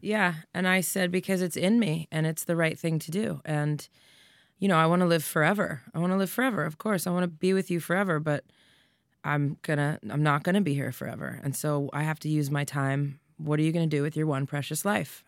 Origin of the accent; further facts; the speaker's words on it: Doylestown, Pennsylvania, United States; I'm a girl from Doylestown that said she was gonna be a famous rock star